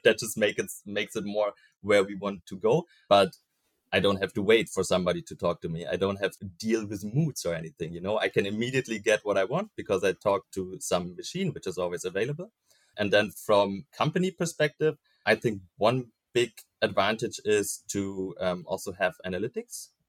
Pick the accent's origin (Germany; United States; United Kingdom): Germany; Berlin; I was born in Berlin, currently also uh, working in Berlin for CM.com